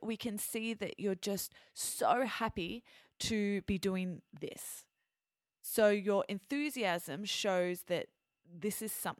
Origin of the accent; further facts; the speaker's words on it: Australia; first language English; also born or lived in France; growing up in Australia, our cuisine is influenced by the Italians